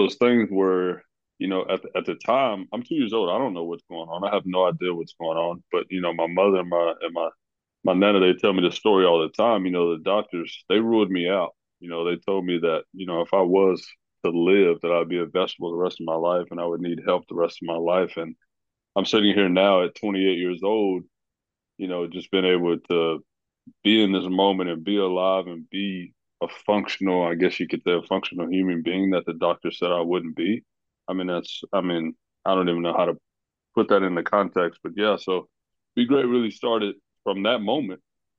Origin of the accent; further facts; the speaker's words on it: Knoxville, Tennessee, United States; also born or lived in Maryville; I'm originally from here in Knoxville, Tennessee. I was born in Maryville, Tennessee, but my parents and my family, we ended up moving to Knoxville, Tennessee.